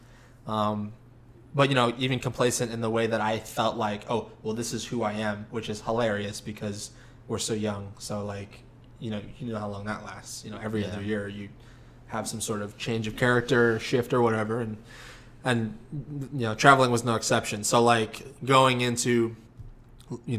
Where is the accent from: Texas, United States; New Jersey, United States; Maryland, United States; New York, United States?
Texas, United States; accent: drawl; us four from Texas